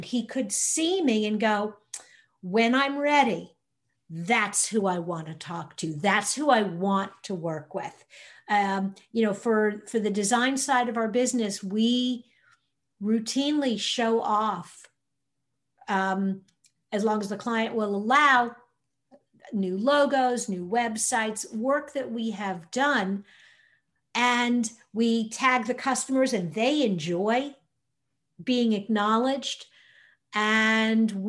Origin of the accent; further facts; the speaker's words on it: New York, United States; now in Indiana, United States; I'm originally from New York